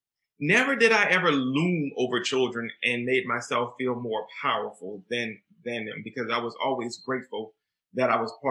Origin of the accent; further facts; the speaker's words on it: Deep South, United States; Growing up in the Deep South, you are taught children should know their place.